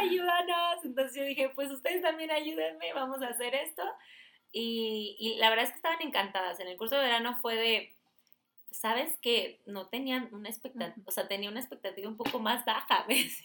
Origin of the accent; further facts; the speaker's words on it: Sinaloa, Mexico; moved away; me fui para Mochis, yo soy de Sinaloa